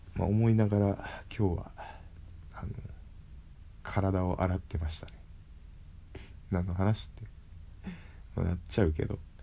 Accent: Kyushu, Japan; moved away; 地元に戻って、九州の地元に戻って、自分の力で稼いで

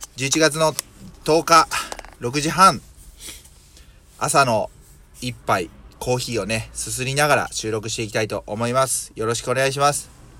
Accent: Mie, Japan; born or raised there

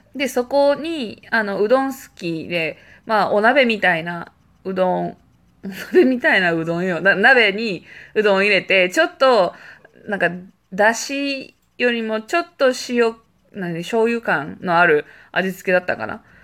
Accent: Japan; now in Malta

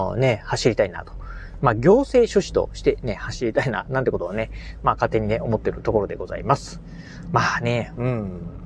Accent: Kochi, Japan; 自分の、あのー、まあ、生まれ故郷のね、ふるさと、まあ、高知

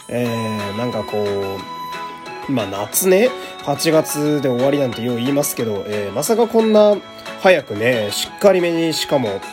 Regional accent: Fukui, Japan; now in Tokyo, Japan; 私あの、福井県っていう雪国の出身ですけど

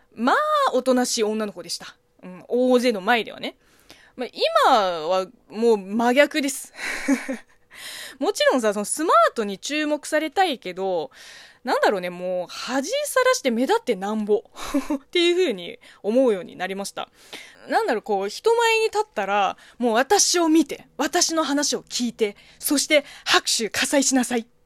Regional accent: China; moved away; 中国生 まれ、中国育ちの私

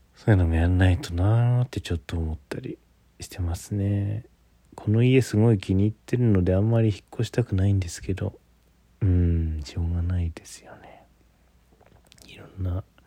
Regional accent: Ishikawa, Japan; moved away as an adult; also born or lived in Kyoto; now in Tokyo, Japan; 私地元が石川県っていう日本海側なんですけど

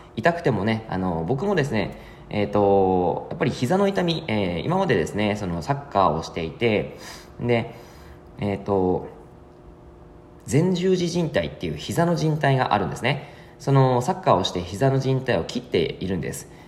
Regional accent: Yamagata, Japan; moved away; 僕の実家が山形で

